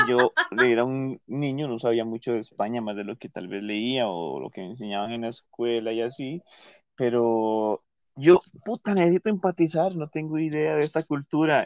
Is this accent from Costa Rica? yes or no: yes; Costa Rica